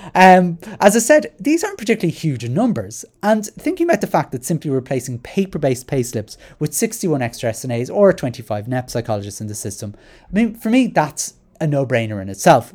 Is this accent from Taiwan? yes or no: no; Dublin, Leinster, Ireland; I'm from Rat Mines, I still rented a flat in Rat Mines.